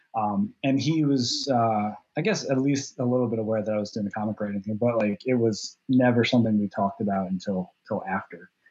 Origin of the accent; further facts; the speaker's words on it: southern shore of the Raritan Bay, New Jersey, United States; i grew up in New Jersey on the southern shore of the Raritan Bay, which looks directly across to southern Manhattan